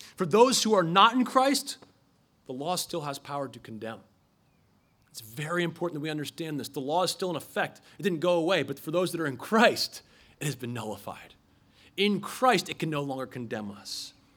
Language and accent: English; Philadelphia, Pennsylvania, United States; I'm from Philadelphia